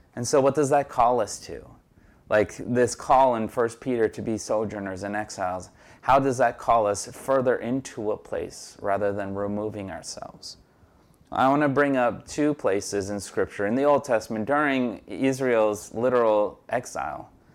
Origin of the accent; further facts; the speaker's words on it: Brazil; now in Jersey City, United States; I was born in Brazil and I'm a naturalized citizen